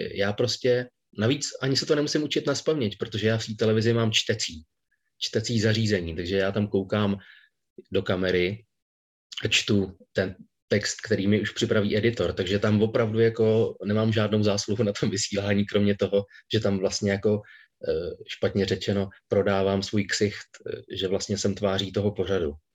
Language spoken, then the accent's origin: Czech; Hradec Králové, Hradec Králové Region, Czechia; Já jsem nejdřív, e, chodil na Gimpl v Hradci Králové, odkud pocházím